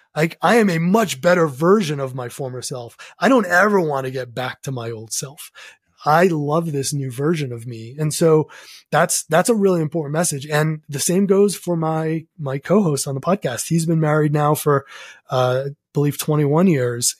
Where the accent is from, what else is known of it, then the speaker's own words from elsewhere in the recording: New England, United States; growing up in New England